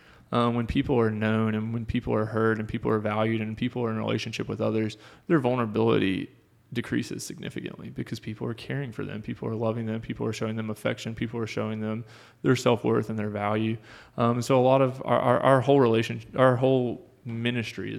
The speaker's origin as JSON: {"language": "English", "region": "North Carolina", "country": "United States", "moved": "as an adult", "lives_now": "Maryville, United States", "said": "I am originally from North Carolina. That's where my parents still live"}